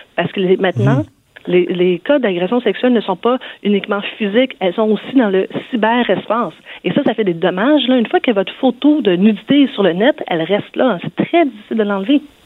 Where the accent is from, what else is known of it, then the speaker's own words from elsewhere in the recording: Quebec, Canada; chez nous au Québec, le cours de FPS a existé pendant plusieurs années. Euh, moi-même, je l'ai suivi.